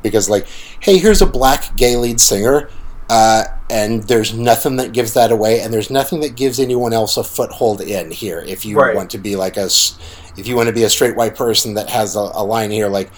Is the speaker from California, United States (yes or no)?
no; Salina, Kansas, United States; Salina, Kansas, my hometown